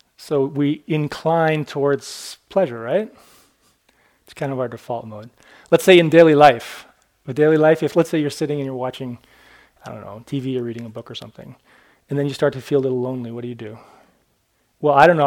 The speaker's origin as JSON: {"language": "English", "region": "Maine", "country": "United States", "tie": "born or raised there", "said": "I was born in Maine."}